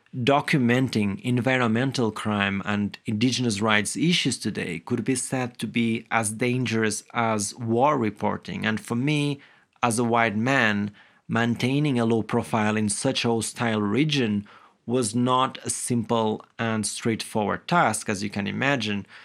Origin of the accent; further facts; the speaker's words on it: Guimarães, Norte, Portugal; I grew up in a small village in the present-day city of Guimarães, which is known to be the birthplace of Portugal.